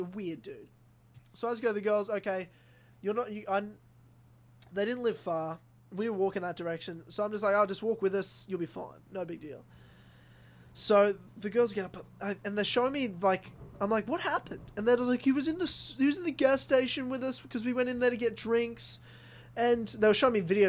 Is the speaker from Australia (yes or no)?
yes; Brisbane, Queensland, Australia; moved away; thousands of kilometers away from where I grew up in Brisbane